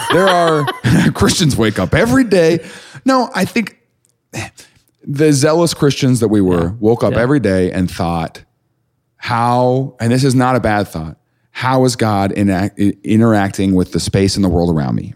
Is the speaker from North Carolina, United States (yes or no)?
no; Mount Vernon, Missouri, United States; moved away; I didn't know a black person growing up in Mount Vernon.